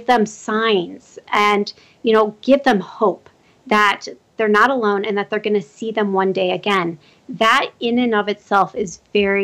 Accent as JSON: {"language": "English", "town": "Omaha", "region": "Nebraska", "country": "United States", "tie": "born or raised there", "moved": "yes", "lives_now": "Colorado, United States", "said": "That's my hometown"}